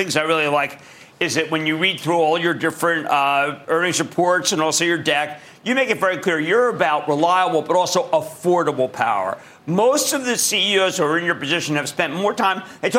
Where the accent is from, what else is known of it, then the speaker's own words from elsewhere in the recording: Philadelphia, Pennsylvania, United States; I'm from Philadelphia